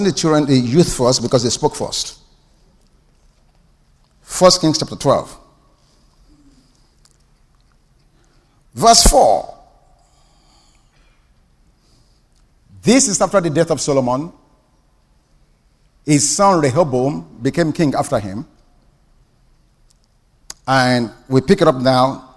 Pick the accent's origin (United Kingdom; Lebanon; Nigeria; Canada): Nigeria; moved away; I grew up in Nigeria